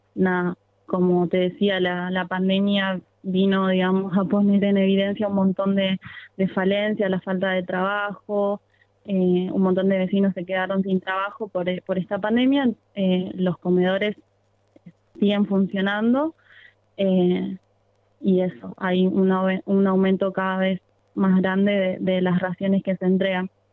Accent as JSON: {"language": "Spanish", "town": "Rosario", "region": "Santa Fe", "country": "Argentina", "said": "en Camino Muerto y Fumitas, de donde soy yo"}